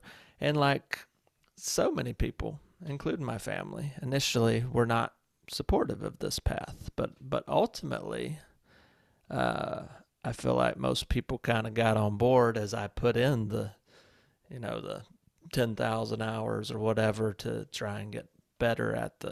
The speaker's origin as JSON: {"language": "English", "town": "Walhalla", "region": "South Carolina", "country": "United States", "tie": "born or raised there", "moved": "yes", "said": "growing up in Walhalla, South Carolina, a town"}